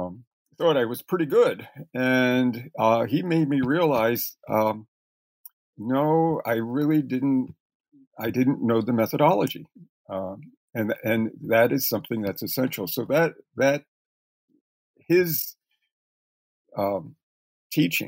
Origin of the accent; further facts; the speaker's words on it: Reading, Pennsylvania, United States; moved away as an adult; also born or lived in Washington, D.C. / California; I grew up in Reading, Pennsylvania